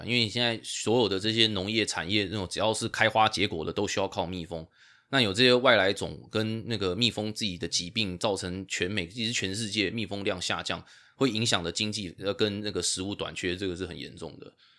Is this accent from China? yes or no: no; Taipei, Taiwan; moved away as an adult; now in United States; 因为我在台北长大啊、我是台北长大之后才来这边念那个呃大学跟兽医